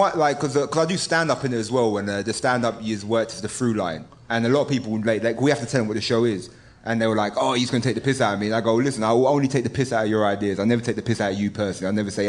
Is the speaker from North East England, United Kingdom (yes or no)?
no; London, United Kingdom; I'm from the east of London. So I'm from East London, so that's like working class area backdrop